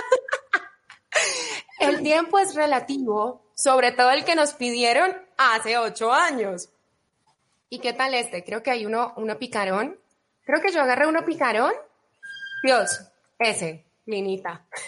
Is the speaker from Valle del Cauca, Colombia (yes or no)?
yes; Cali, Valle del Cauca, Colombia; moved away as an adult; now in Mexico; mi ciudad natal, Cali, Colombia